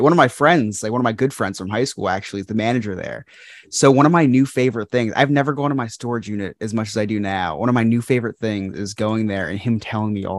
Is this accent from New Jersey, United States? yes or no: yes; New Jersey, United States; born or raised there